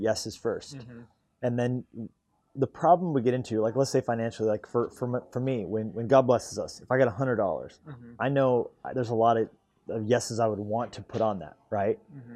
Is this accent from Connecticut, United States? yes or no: no; Colorado, United States; moved away as an adult; also born or lived in California; now in Montana, United States; I grew up in Colorado